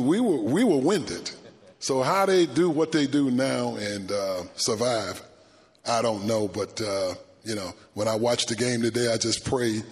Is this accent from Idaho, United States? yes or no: no; Tennessee, United States; growing up on a farm in Tennessee